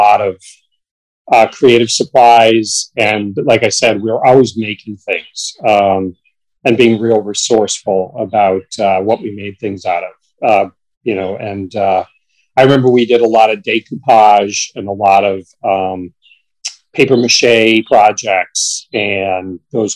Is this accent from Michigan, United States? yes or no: yes; Marquette, Michigan, United States; I grew up in Marquette, Michigan, which is in Michigan's Upper Peninsula on Lake Superior